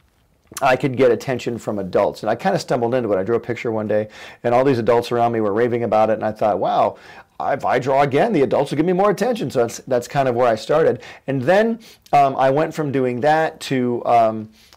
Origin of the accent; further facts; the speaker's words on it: a town very close to Detroit, Michigan, United States; moved away; I was born in Michigan, and in Michigan, you know, everybody around me was in the auto industry. I come from a town very close to Detroit